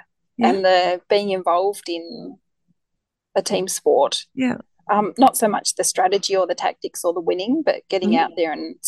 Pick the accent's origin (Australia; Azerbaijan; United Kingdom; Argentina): Australia; Hobart, Tasmania; also born or lived in Howrah; So I grew up on Hobart's Eastern Shore in a little suburb called Lauderdale. So I lived there for the first, I think we moved when I was about 18 or 19.